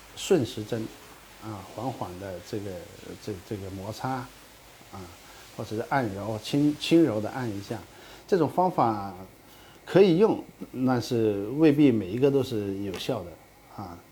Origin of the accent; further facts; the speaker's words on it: Guangdong, China; 像我们广东那